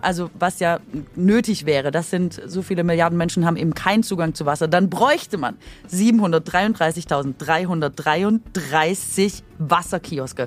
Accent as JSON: {"language": "German", "region": "Swabia", "country": "Germany", "said": "Also ich bin Schwäbin"}